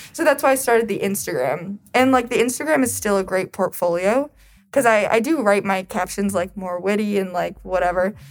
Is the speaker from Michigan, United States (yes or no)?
yes; Detroit, Michigan, United States; I'm from Metro Detroit